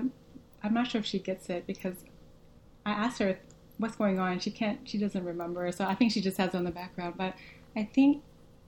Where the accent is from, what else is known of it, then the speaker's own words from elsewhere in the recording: Arkansas, United States; first language Vietnamese; English is a second language; I grew up in Arkansas, I lived in the suburbs.